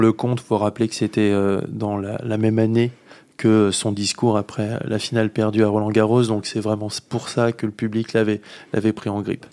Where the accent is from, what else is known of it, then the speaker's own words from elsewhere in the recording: France; on est français